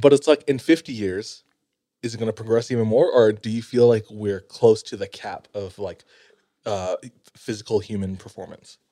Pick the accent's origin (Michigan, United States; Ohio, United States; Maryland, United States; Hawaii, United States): Hawaii, United States; moved away; growing up in Hawaii